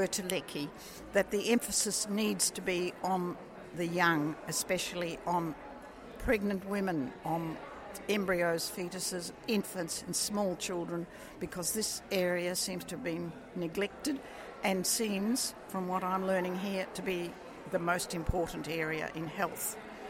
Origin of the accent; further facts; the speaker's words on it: Australia; I'm from Australia